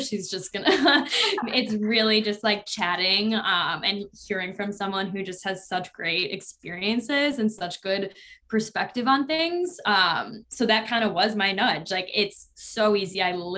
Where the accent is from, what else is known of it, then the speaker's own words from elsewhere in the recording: a suburb of Chicago, Illinois, United States; now in New York City, United States; I grew up in a suburb of Chicago. So it's on like the west side